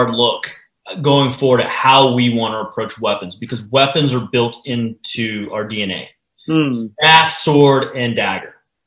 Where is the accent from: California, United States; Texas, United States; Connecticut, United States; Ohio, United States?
Texas, United States; I am from Texas. We are legally allowed to carry swords here.